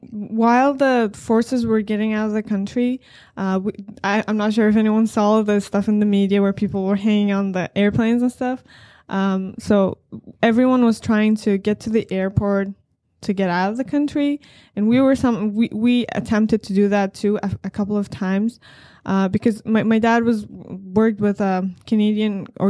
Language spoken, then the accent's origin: English; Afghanistan; moved away; The first thing I can say is definitely very different from here. In my entire life, while I was there, we never really had any plans of immigrating anywhere.